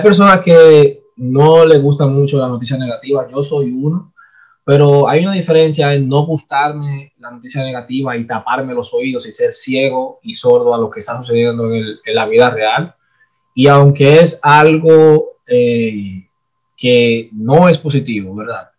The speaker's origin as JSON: {"language": "Spanish", "country": "Dominican Republic", "said": "nosotros somos dominicanos"}